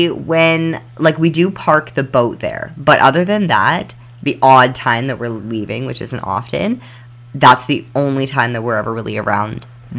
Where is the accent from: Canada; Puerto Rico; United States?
Canada; Calgary, Alberta; moved away; we're from Canada land.